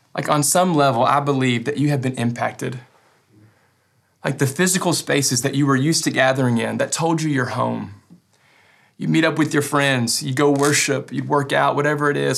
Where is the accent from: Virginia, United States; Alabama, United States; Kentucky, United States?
Kentucky, United States; West; I'm from West Kentucky, and I'm proud of it